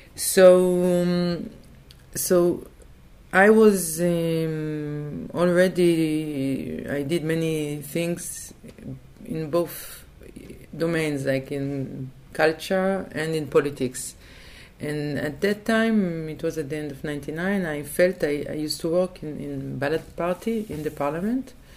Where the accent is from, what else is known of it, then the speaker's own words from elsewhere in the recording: Tel Aviv, Tel Aviv District, Israel; English is a second language; I was born in Tel Aviv. I, le- I lived uh, most of uh, my life